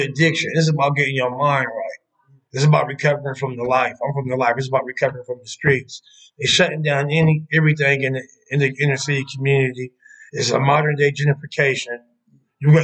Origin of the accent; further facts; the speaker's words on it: Columbus, Ohio, United States; I'm from Columbus East Side